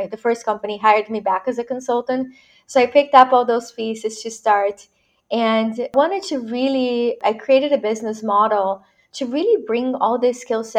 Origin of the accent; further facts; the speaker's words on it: Brazil; moved away as an adult; now in United States; I was born and raised in Brazil, so I'm a Latina immigrant